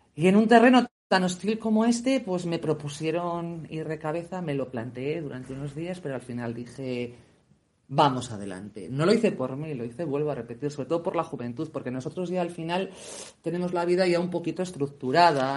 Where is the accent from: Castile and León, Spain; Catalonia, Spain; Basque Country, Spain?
Basque Country, Spain; Vitoria-Gasteiz; yo he nacido aquí, en el País Vasco, pero eso no quiere decir que yo no sea española